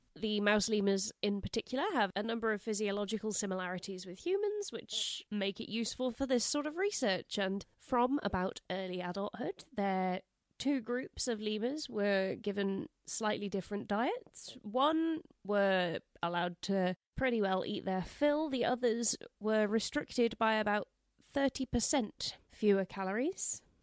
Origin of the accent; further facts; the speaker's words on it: England, United Kingdom; we don't call it tattling in England